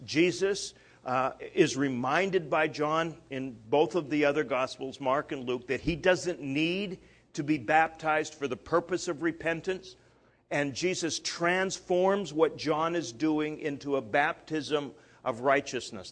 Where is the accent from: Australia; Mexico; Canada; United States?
Canada; moved away; I'm Canadian